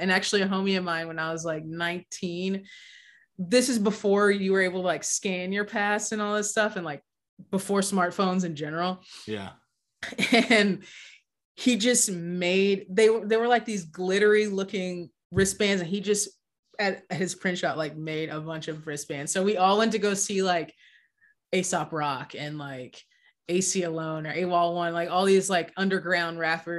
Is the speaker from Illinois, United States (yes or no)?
no; Austin, Texas, United States; My hometown, let's get into like Austin pre-2010.